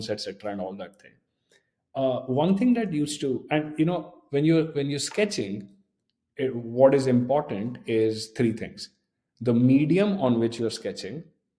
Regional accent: India; moved away as an adult; I grew up in a town next to New Delhi

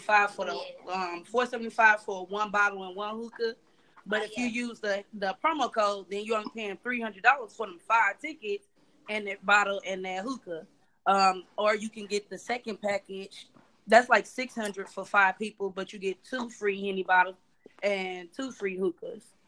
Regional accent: North Carolina, United States; now in St. Louis, United States; I grew up in North Carolina

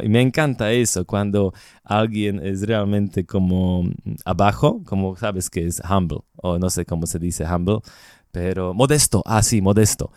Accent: Slovakia; Spanish is a second language; moved away as an adult; also born or lived in Bogotá, Colombia; yo compré dos departamentos en Eslovaquia, en mi país

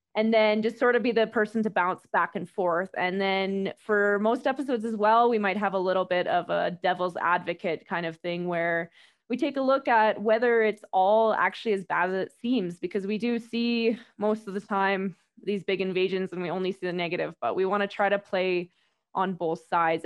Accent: Whitehorse, Yukon, Canada; moved away as an adult; also born or lived in Calgary, Canada; now in Quito, Ecuador; I am from, originally from White Horse, Yukon, pretty far north

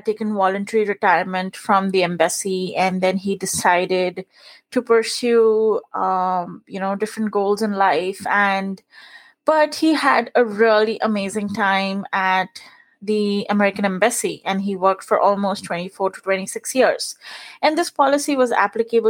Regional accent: India; English is a second language; moved away as an adult; now in United States; I was born and brought up in India. So I spent the first 24 years of my life there.

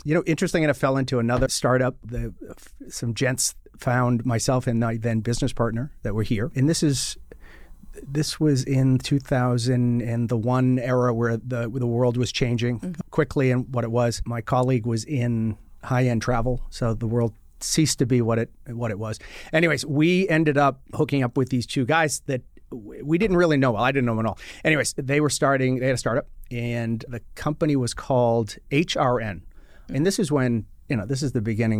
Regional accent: Boston, Massachusetts, United States; now in Washington, D.C., United States; I am originally from the Boston, Mass area

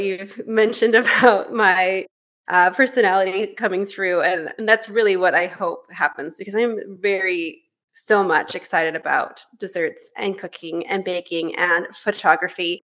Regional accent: Northern California, United States; moved away as an adult; now in Vancouver, Canada; I'm actually originally from California, where I grew up in Northern California

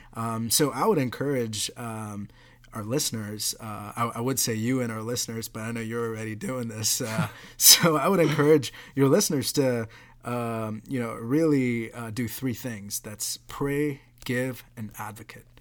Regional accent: Mumbai, Maharashtra, India; now in United States; I grew up in Mumbai, uh, didn't grow up in a slum.

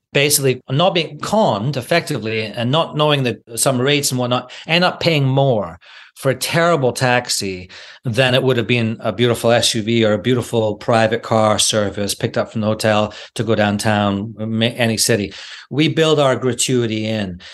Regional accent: Scotland, United Kingdom; I'm from Scotland

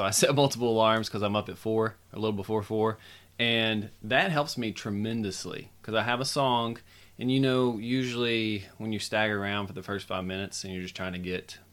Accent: United States; as an American citizen

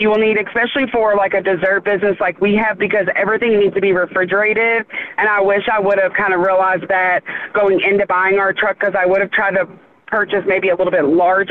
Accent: Charlestown, United States; we're from Charlestown

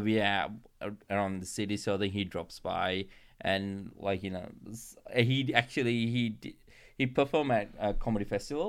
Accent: Sri Lanka; moved away; growing up in Sri Lanka

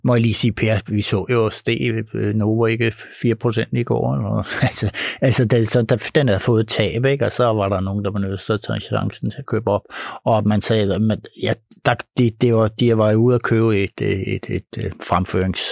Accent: Denmark; vi danskere

